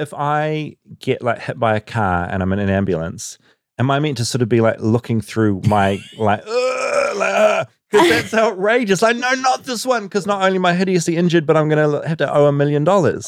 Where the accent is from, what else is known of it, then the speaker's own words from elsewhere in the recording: New Zealand; now in United States; I come from New Zealand